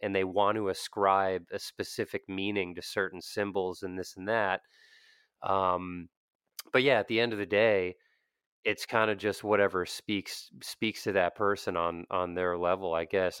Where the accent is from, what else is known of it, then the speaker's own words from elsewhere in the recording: Pennsylvania, United States; also born or lived in Bethlehem, Pennsylvania; growing up in the Pennsylvania Dutch community